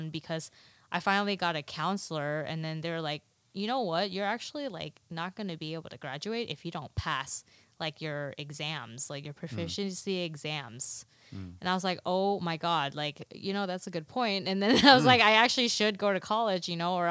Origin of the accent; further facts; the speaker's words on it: Dallas, Texas, United States; first language Mandarin; English is a second language; I was born in Dallas, Texas, but in my defense, my parents taught me Mandarin